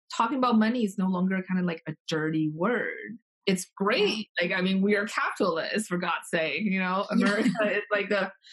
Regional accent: Taiwan; moved away; I grew up in Taiwan

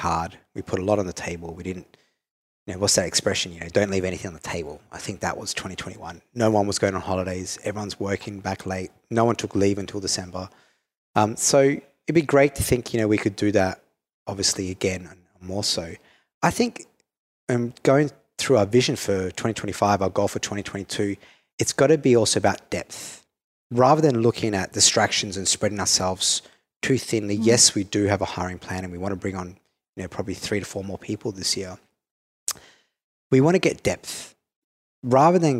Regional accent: Perth, Western Australia, Australia; accent: Australian; now in Singapore; I'm Italian Australian from Perth, you know, and third generation Australian. Like, I have a very different upbringing coming to Singapore

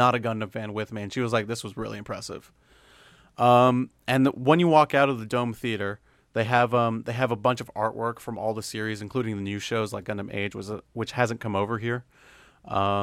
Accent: United States; I'm American

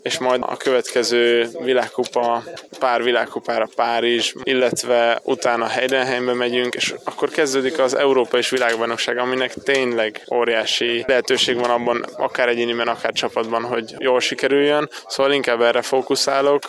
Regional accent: Hungary; magyarok vagyunk

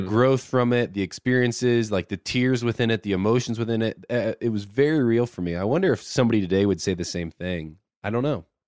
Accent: Indiana, United States; I'm from Indiana.

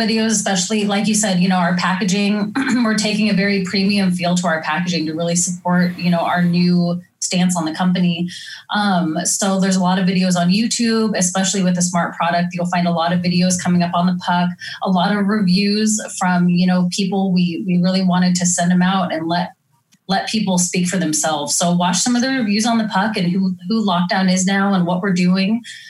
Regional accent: Oregon, United States; I didn't know about how real humidity was until I'm from Oregon and to Missouri.

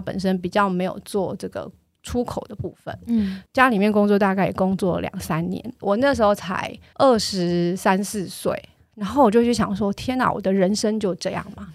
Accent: Tainan, Taiwan; 我的家乡是在台南，那爸妈希望我工作之后就回去，所以我回去之后就是在台南找工作

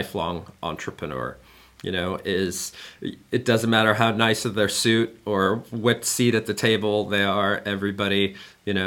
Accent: United States; now in Germany; me being an American living in Germany

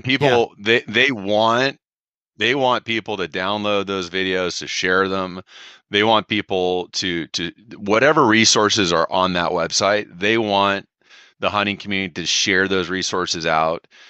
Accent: California, United States

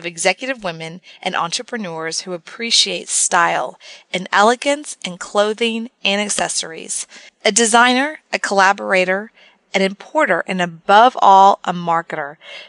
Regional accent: Texas, United States; I'm from Texas

